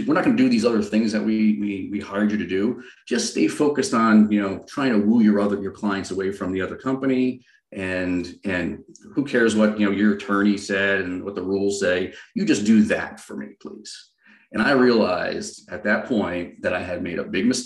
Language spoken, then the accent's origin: English; Rhode Island, United States; moved away as an adult; now in San Diego, United States; I grew up on the East Coast. I'm originally from a little tiny town just outside of Providence, Rhode Island.